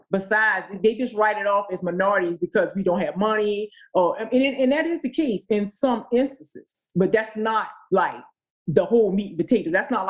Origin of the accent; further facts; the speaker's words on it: the South, United States; moved away; I came from the South. You know, I grew up on a dirt road.